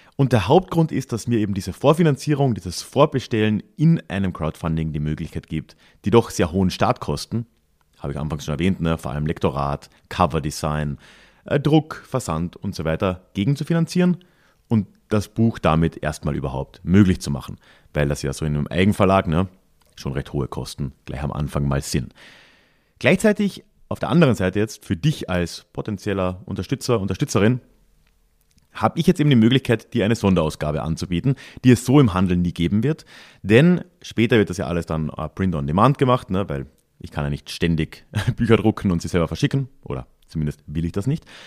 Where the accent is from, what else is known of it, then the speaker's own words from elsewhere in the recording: Villach, Carinthia, Austria; moved away as an adult; also born or lived in Vienna; Als Jugendlicher im Villach der frühen 2000er